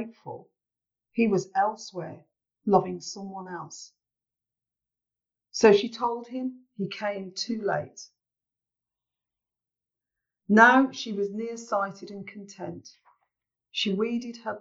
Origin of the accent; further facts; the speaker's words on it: Birmingham, West Midlands, United Kingdom; here in my hometown podcast